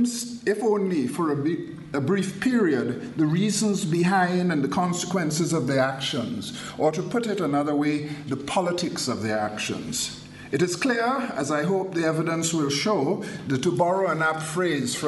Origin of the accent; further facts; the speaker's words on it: Trinidad & Tobago; moved away; When I was a kid growing up in Trinidad